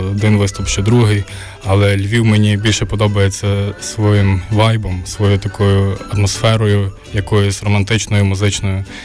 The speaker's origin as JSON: {"language": "Ukrainian", "town": "Kalush", "region": "Ivano-Frankivsk Oblast", "country": "Ukraine", "lives_now": "Lviv, Ukraine", "said": "Так насправді дійсно багато дуже артистів з Калуша. Ну і тим більше я теж з Калуша, бо я у Львові живу"}